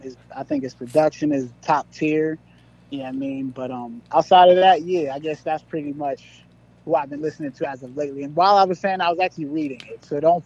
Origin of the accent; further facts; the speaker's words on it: Pittsburgh, Pennsylvania, United States; I listen to … you know, because he's from my hometown.